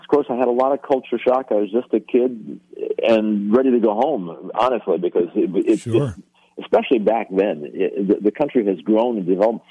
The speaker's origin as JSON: {"language": "English", "town": "Chicago", "region": "Illinois", "country": "United States", "tie": "born or raised there", "also_born_or_lived": "Middle East", "moved": "yes", "lives_now": "Orlando, United States", "said": "I grew up in Chicago"}